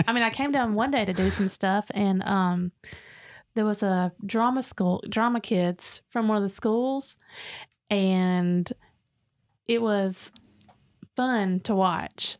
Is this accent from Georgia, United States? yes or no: yes; Dalton, Georgia, United States; moved away; now we come back and we're like, "This is great."